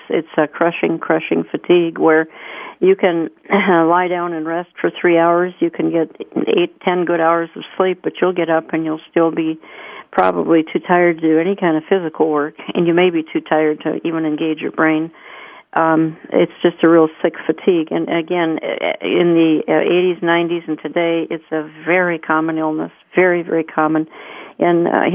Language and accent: English; Minneapolis, Minnesota, United States; my hometown